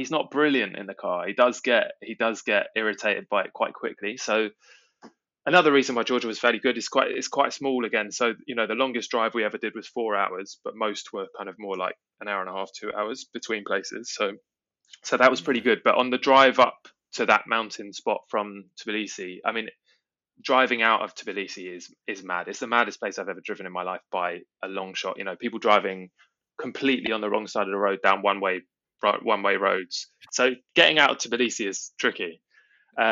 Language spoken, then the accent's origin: English; England, United Kingdom; as an English person